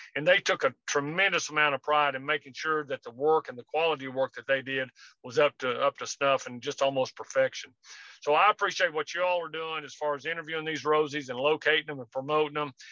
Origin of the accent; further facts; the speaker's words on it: Winchester, Kentucky, United States; I'm actually sitting in Huntsville, Alabama right now, but I'm from Winchester, Kentucky, which is right outside Lexington